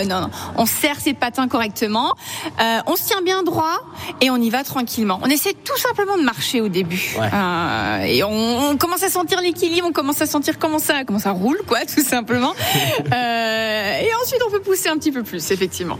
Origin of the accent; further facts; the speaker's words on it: Mulhouse, Grand Est, France; je suis née à Mulhouse